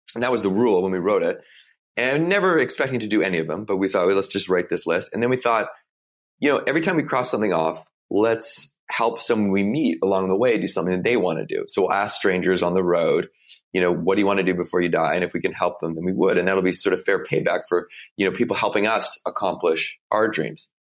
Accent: Victoria, British Columbia, Canada; I grew up in Victoria, B C, it's the west coast of Canada.

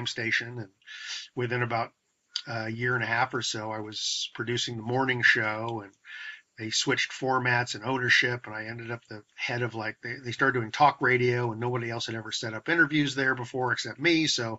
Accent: San Francisco Bay Area, California, United States; also born or lived in Seattle; I'm actually from the San Francisco Bay Area

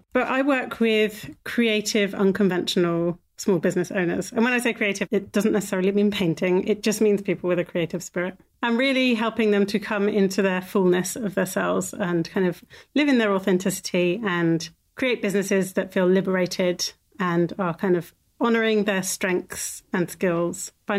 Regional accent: Ireland; born there; So I was born in Ireland, in a hospital, but very much in that lifestyle.

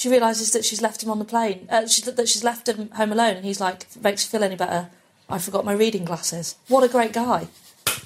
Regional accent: Pannal, Yorkshire and the Humber, United Kingdom; born or raised there

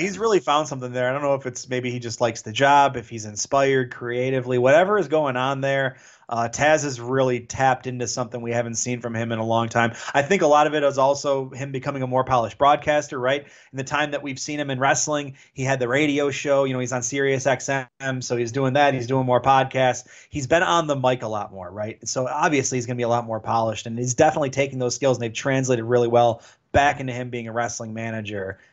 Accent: Detroit, Michigan, United States; I'm from Detroit

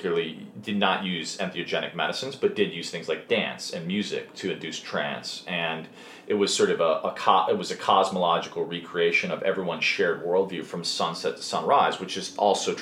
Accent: Chicago, Illinois, United States; where I grew up in Chicago

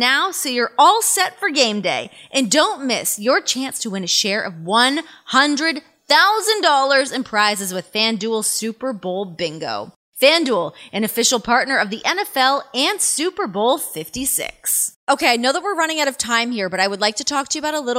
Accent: Toronto, Ontario, Canada; I'm from Canada. I'm born and bred on a hockey rink.

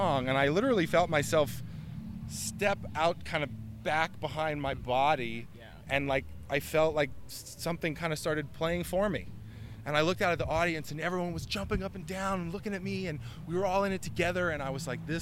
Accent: New York, United States; moved away as an adult; now in Denver, United States; That's my hometown that I grew up in and I came up in, and I love New York

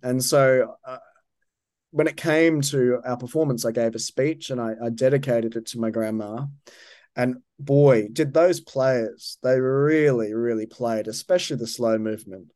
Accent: Brisbane, Queensland, Australia; moved away; also born or lived in New York / Manchester; Brisbane, my, my hometown

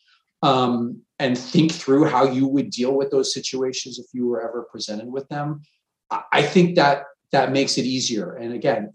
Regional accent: Long Island, New York, United States; I grew up on Long Island.

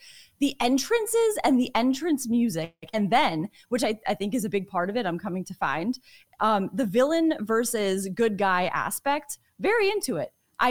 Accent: Connecticut, United States; I was born and raised in Connecticut. So I feel like this is a very important day for the state of Connecticut

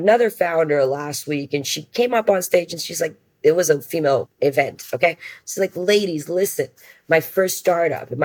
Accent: Brazil; I'm from Brazil

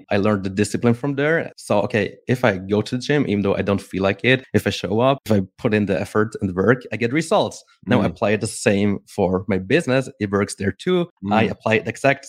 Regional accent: Switzerland; I'm from Switzerland

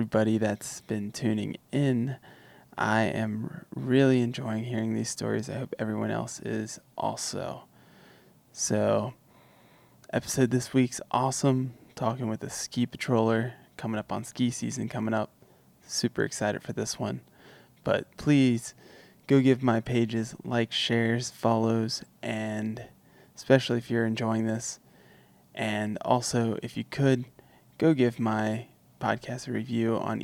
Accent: Midwest, United States; I grew up in the Midwest

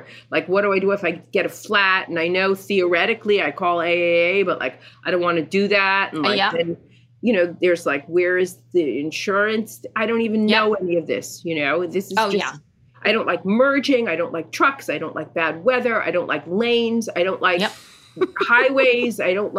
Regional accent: New York, United States; moved away as an adult; Because I grew up in New York and was one of those New Yorkers who just never learned how to drive.

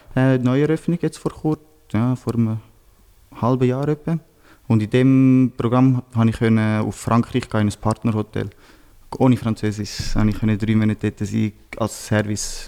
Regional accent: Switzerland; bei uns in Einzel, wo ich äh, herkomme

